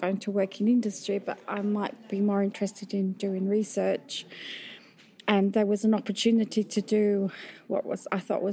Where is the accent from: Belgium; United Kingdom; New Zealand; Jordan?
United Kingdom; Yorkshire Dales, Yorkshire and the Humber; I grew up in Yorkshire, in the Yorkshire Dales